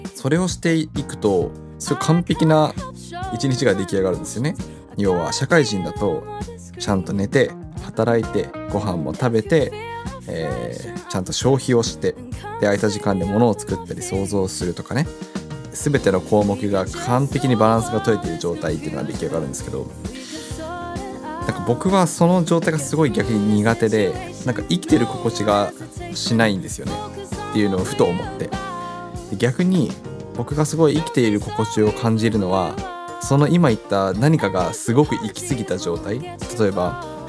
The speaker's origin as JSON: {"language": "Japanese", "town": "Sapporo", "region": "Hokkaido", "country": "Japan", "tie": "born or raised there", "moved": "as an adult", "lives_now": "Tokyo, Japan", "said": "僕はですね札幌生まれ札幌育ちなので高校卒業して東京に出てくるまでは梅雨というものを経験していなくて"}